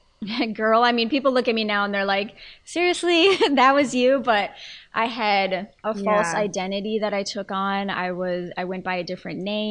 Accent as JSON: {"language": "English", "region": "Colorado", "country": "United States", "said": "in Colorado, in my home state"}